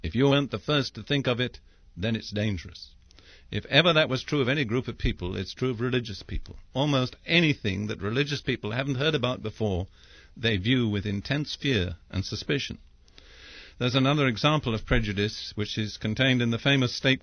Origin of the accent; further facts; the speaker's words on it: England, United Kingdom; I'm English by background